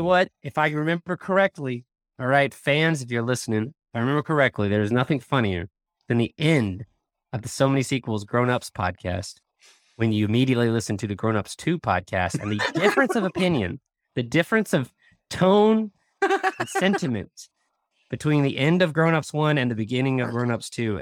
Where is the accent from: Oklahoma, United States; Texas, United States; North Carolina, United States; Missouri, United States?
Oklahoma, United States; outside of Tulsa; we grew up outside of Tulsa